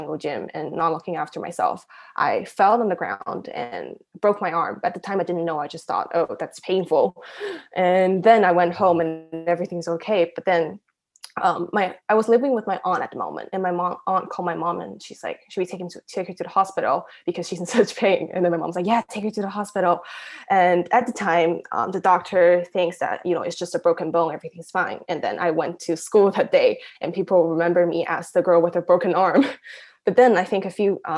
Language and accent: English; Shanghai, China; also born or lived in Taiwan / Zhuhai / London; born and raised in Shanghai, but I'm a Taiwanese, and I lived in Zhuhai